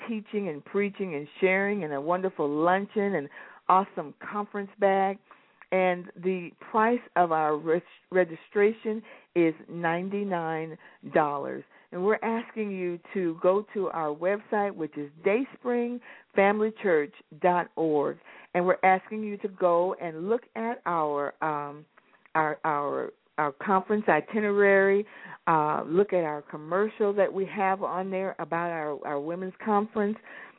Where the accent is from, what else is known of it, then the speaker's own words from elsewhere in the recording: Alaska, United States; also born or lived in California / Little Rock, Arkansas / Hawaii; people I knew growing up in Alaska, people I knew in California and Little Rock, Arkansas, a lot of places where I've lived and been in Hawaii, everywhere.